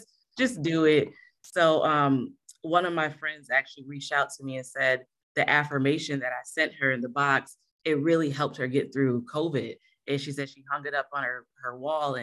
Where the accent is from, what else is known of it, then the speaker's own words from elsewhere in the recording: Rochester, New York, United States; moved away as an adult; also born or lived in Greer, South Carolina; I started when I was living in Rochester, New York